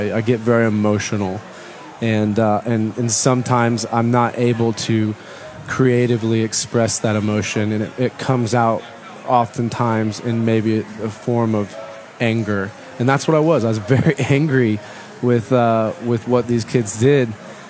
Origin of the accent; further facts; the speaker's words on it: Midwest, United States; I was from the Midwest